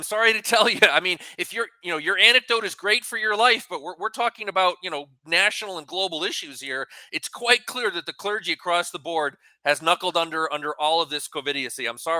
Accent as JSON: {"language": "English", "region": "New England", "country": "United States", "tie": "born or raised there", "said": "I grew up in New England"}